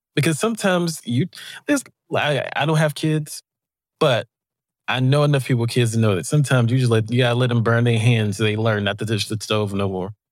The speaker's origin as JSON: {"language": "English", "region": "the South", "country": "United States", "said": "I am from the South."}